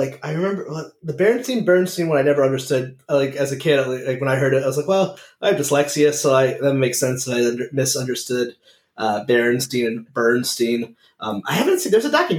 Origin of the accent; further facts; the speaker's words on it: Connecticut, United States; also born or lived in Providence, Rhode Island; now in Rhode Island, United States; I grew up in Connecticut, which is not even far.